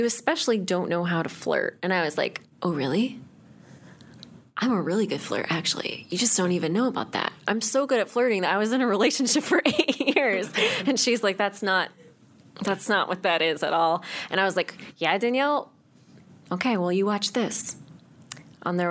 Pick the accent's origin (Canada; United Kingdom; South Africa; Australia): Canada; Chatham, Ontario; moved away; It was Chatham